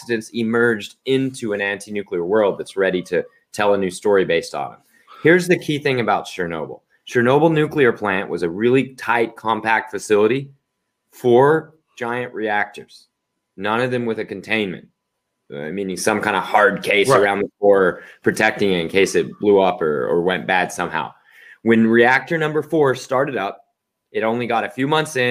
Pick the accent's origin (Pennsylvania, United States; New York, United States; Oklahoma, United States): Oklahoma, United States; I'm from Oklahoma